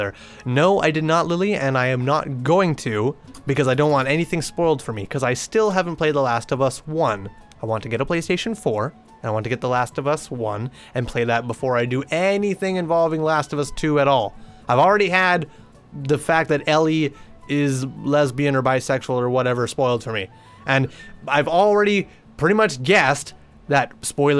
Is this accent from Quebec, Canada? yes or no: no; British Columbia, Canada; I'm from the province of British Columbia